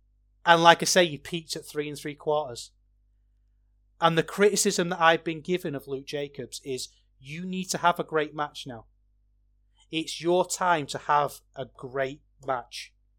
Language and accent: English; Manchester, North West England, United Kingdom; And I'm from Manchester. I'm supposed to hate the Scousers. But I don't, because I love Liverpool.